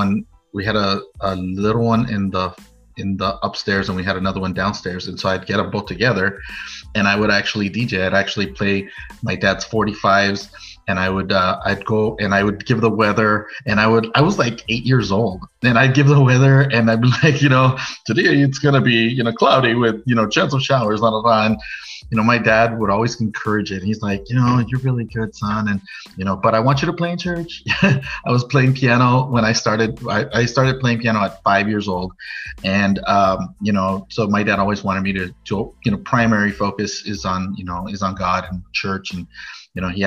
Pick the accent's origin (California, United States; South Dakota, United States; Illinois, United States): California, United States; Norwalk; I am from Norwalk, California, which is a suburb of Los Angeles.